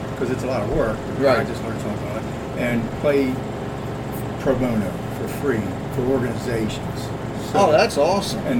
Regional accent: Baltimore, Maryland, United States; I'm from Baltimore City. Grew up playing in bands.

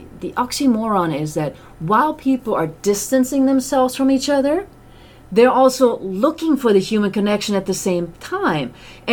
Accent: Germany; moved away; my family's still in Europe and I'm from Germany

